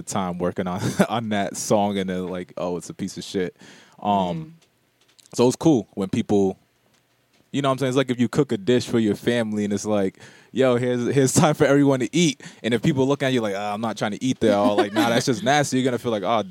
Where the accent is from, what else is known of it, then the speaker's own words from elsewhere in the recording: Providence, Rhode Island, United States; I'm from Rhode Island, you know, but I lived in Silver Lake.